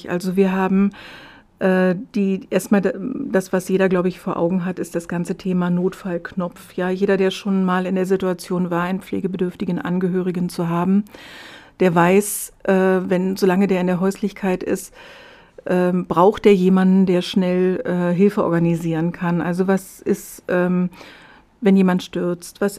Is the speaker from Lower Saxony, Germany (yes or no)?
no; Berlin, Germany; Ich komme ja ursprünglich aus Berlin